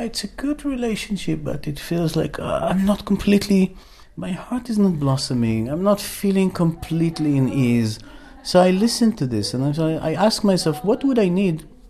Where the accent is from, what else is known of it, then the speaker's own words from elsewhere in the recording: Israel; moved away as an adult; I was born in Israel and um, raised there, but today I'm traveling around this beautiful planet